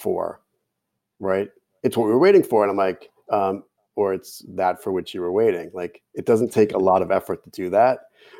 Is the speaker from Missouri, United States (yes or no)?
no; Jersey City, New Jersey, United States; accent: Jersey City; So if I was speaking in my hometown accent in Jersey City, which sounds just like Brooklyn, there's no letter R.